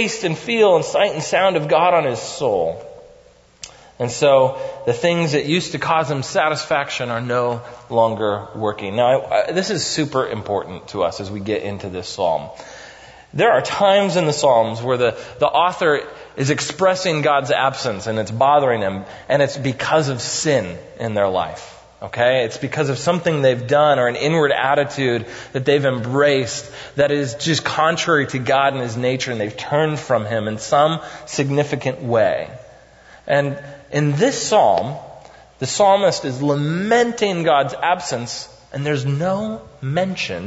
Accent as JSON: {"language": "English", "country": "United States", "said": "as American pragmatists"}